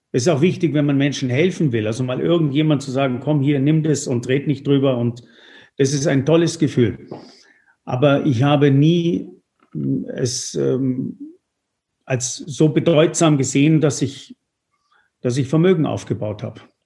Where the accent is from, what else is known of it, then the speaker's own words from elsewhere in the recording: Tuscany, Italy; moved away; Jetzt komme ich ja aus der Toskana